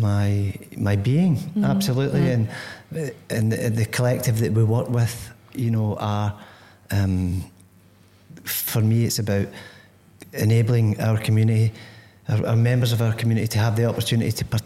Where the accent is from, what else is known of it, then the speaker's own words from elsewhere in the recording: Greenock, Scotland, United Kingdom; moved away as an adult; now in Corby, United Kingdom; I come from Greenock, which isn't here. Mm-hmm. You know, it's 400 miles away in the west coast of Scotland